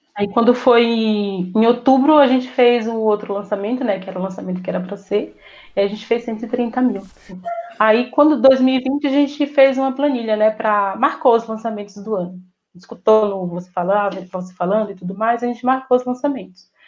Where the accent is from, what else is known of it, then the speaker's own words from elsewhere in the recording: interior of Bahia, Brazil; moved away; Eu vim de uma família muito humilde, sabe? Vim de um interior da Bahia, onde a gente não tem acesso a quase nada